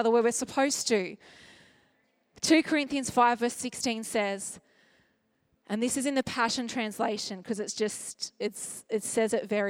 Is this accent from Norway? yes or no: no; Australia; as an Australian